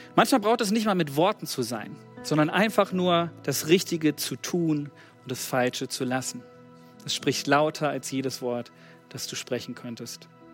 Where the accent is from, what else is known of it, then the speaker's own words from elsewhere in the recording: Germany; wir haben als Deutsche